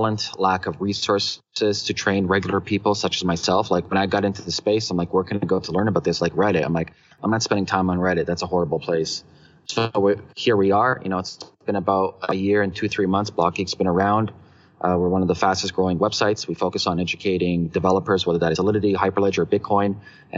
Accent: Toronto, Ontario, Canada; also born or lived in Hong Kong; we're from Toronto

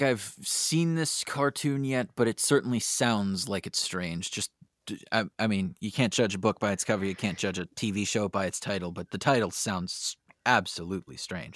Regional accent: San Francisco, California, United States; my hometown of San Francisco

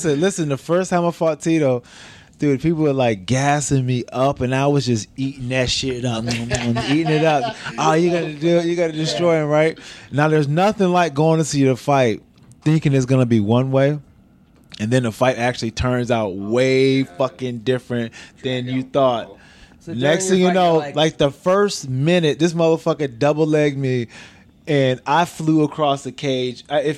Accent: Niagara Falls, New York, United States; I'm from Utica. I'm from Niagara Falls, New York. Yeah, not too damn far at all.

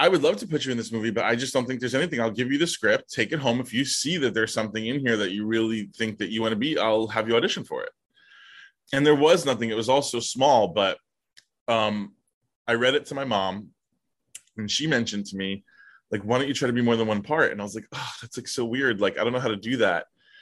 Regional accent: New York City, New York, United States; the street that I was born on

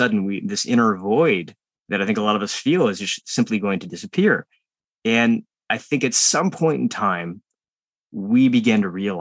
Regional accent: United States; born or raised there

